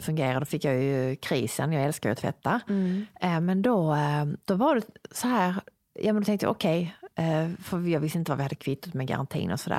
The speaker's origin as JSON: {"language": "Swedish", "country": "Sweden", "also_born_or_lived": "Sicily", "said": "här hemma i Sverige"}